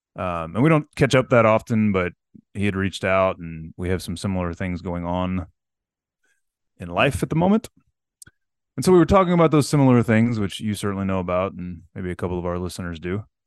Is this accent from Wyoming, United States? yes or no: no; Corpus Christi, Texas, United States; I grew up in Corpus